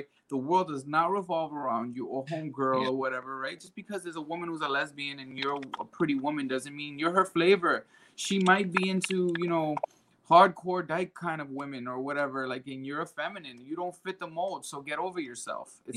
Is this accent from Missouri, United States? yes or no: no; New York City, New York, United States; I come from the Bronx. I'm Puerto Rican.